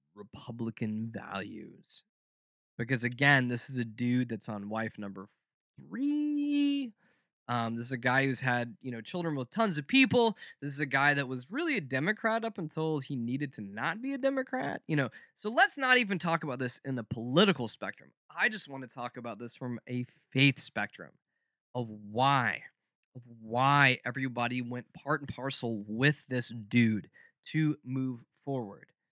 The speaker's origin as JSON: {"language": "English", "region": "the South", "country": "United States", "tie": "born or raised there", "said": "growing up in the South"}